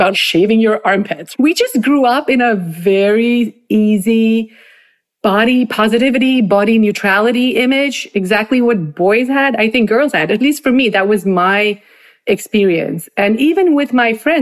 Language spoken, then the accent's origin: English; Bangalore, Karnataka, India; moved away as an adult; now in New Jersey, United States; Growing up in Bangalore was really fabulous